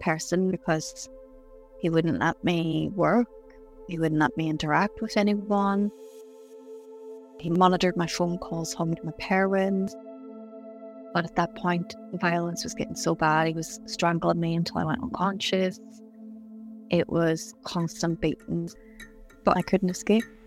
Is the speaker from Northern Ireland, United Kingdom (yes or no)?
yes; County Tyrone, Northern Ireland, United Kingdom; I grew up in Ireland, in a little county called Tyrone.